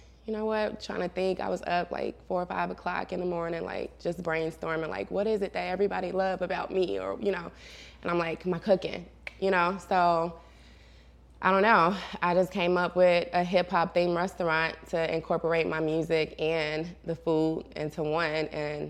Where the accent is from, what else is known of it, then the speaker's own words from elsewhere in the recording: Gary, Indiana, United States; now in Atlanta, United States; Yes, so it's crazy, to say the least, you know. It's such a big difference from being here in Atlanta because we don't have, like, skyscrapers and big tall buildings and malls